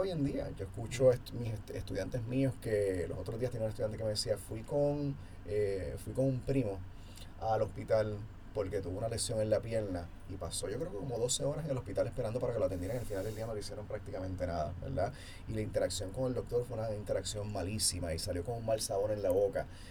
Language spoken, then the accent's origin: Spanish; Puerto Rico; ahora en Puerto Rico estamos viviendo